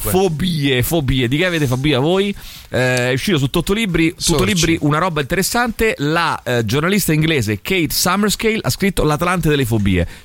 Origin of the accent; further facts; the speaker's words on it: Milan, Lombardy, Italy; sono di Milano purtroppo.